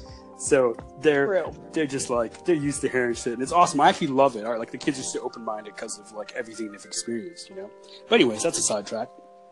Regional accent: Canada; I'm Canadian.

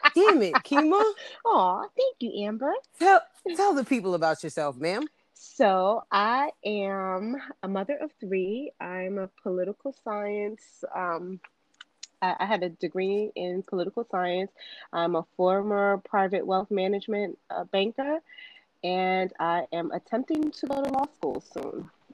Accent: Jamaica; I am a Jamaican woman

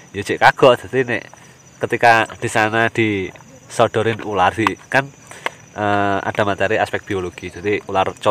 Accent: Nganjuk, East Java, Indonesia; Kebetulan juga saya aslinya Nganjuk.

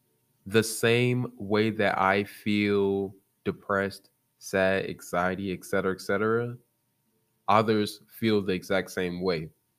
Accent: Chicago, Illinois, United States; I'm from Chicago, Illinois, the south side of Chicago. I don't sound like it.

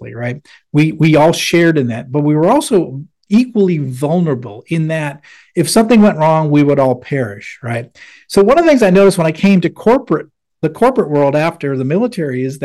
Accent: Manchester, New Hampshire, United States; moved away; I grew up in Manchester, New Hampshire

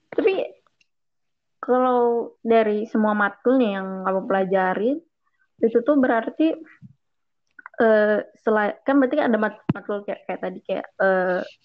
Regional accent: Bandung, West Java, Indonesia; moved away as an adult; also born or lived in Makassar; gue dari Bandung

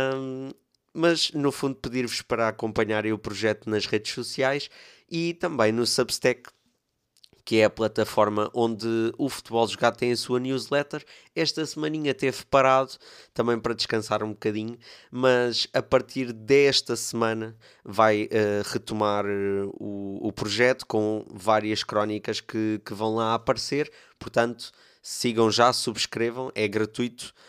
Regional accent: Torres Vedras, Lisbon, Portugal; eu por acaso sou aqui de Torres Vedras

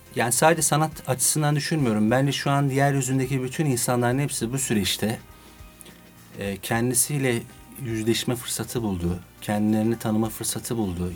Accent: Adana, Turkey; now in Istanbul, Turkey; doğma büyüme Adanalıyım

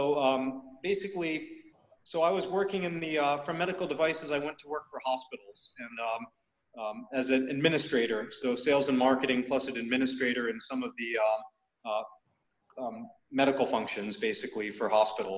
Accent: United States; moved away as an adult; now in Thailand; I'm born and raised in the States. You can tell from my name. My origin is from Indian subcontinent, specifically South India, so Karnataka, Tamil Nadu. Okay. So I grew up in the States and then moved over to Asia

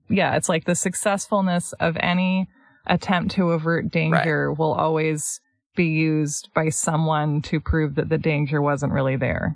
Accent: United States; as Americans

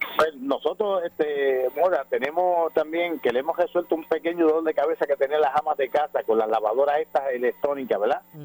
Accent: Villalba, Puerto Rico; con mis raíces de acá, de, desde mi pueblo de Villalba

